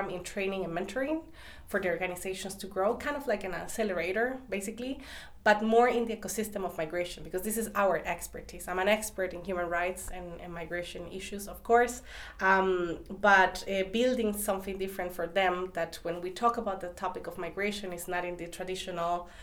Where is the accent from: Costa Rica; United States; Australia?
Costa Rica; moved away as an adult; now in Berlin, Germany; I'm coming from Costa Rica